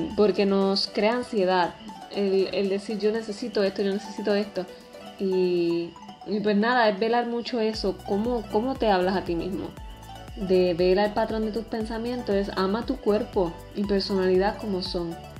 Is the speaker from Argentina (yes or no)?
no; Puerto Rico; tengo veintitrés años, soy puertorriqueña